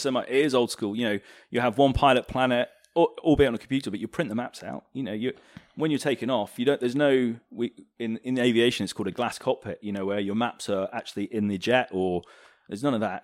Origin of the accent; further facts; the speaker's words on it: United Kingdom; We're, we're very British